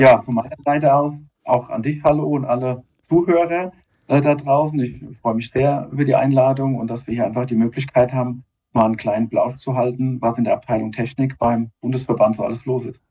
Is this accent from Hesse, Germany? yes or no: yes; near Darmstadt, Hesse, Germany; also born or lived in Otzberg; ein hessischer Bub, ganz genau. und bin aus der Nähe ja, von Darmstadt